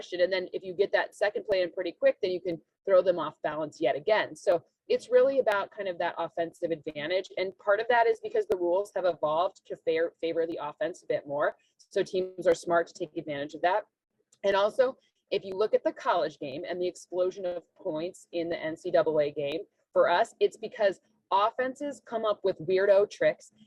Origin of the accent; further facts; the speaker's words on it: Michigan, United States; moved away; we're both from Michigan